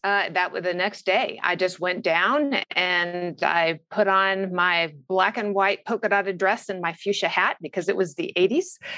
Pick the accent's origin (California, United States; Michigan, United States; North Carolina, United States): California, United States; Orange County; I grew up in Orange County, California